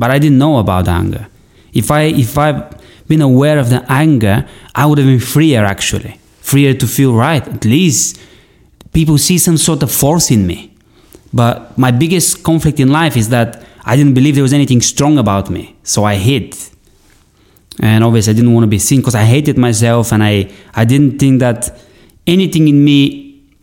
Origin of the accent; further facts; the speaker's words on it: Bulgaria; my land, where I come from Bulgaria